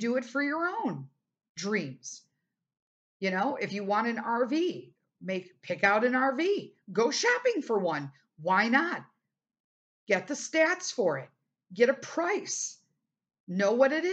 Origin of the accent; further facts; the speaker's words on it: United States; being an American